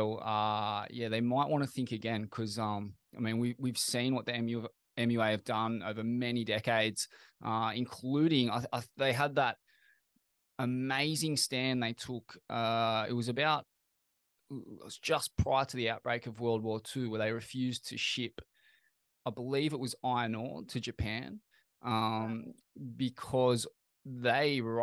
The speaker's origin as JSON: {"language": "English", "town": "Sydney", "region": "New South Wales", "country": "Australia", "tie": "born or raised there", "said": "concerned citizens from Sydney, my hometown"}